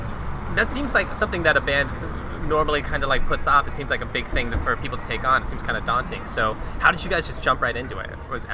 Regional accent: south of Tucson, Arizona, United States; in my hometown, like I'm from south of Tucson

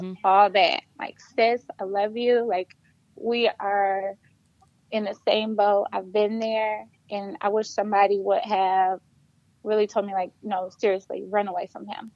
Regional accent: Flint, Michigan, United States; moved away as an adult; also born or lived in Detroit, Michigan; I am from Flint, Michigan. I also went to Flint Central

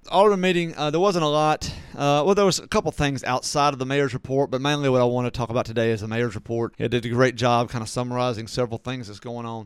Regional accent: Natchez, Mississippi, United States; moved away; my hometown of Natchez

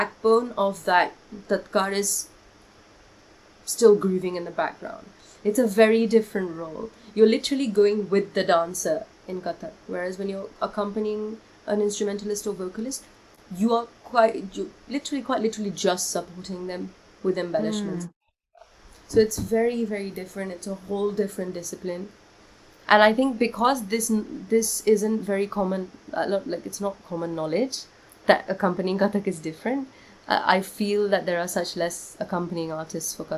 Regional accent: London, United Kingdom; moved away as an adult; also born or lived in Kolkata, India; now in India; I was born in Kolkata, and then I moved to London when I was, like, 5.5, 6 years old

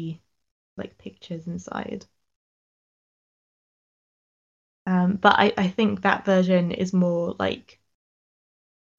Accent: Sussex, South East England, United Kingdom; I'm from Sussex

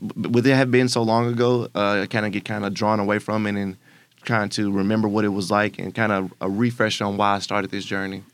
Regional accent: Memphis, Tennessee, United States; I'm born and raised in Memphis, Tennessee

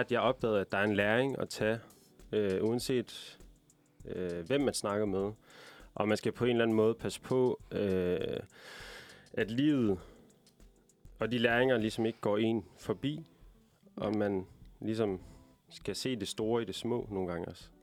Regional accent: Aalborg, North Denmark Region, Denmark; jeg er fra Aalborg

